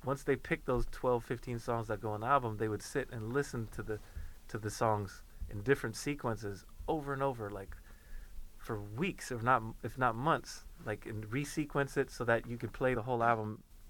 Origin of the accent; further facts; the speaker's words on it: Sweden; moved away; also born or lived in Inglewood; I grew up even in Sweden